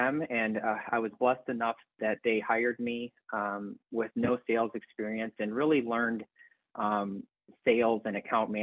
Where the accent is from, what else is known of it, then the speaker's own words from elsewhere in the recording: Elmhurst, Illinois, United States; moved away; I grew up in Elmhurst, Illinois, which is outside of Chicago